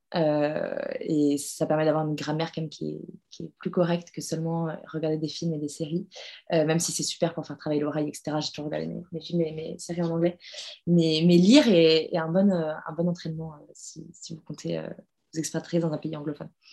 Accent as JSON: {"language": "French", "country": "France", "moved": "as an adult", "lives_now": "New York, United States", "said": "en tant que française"}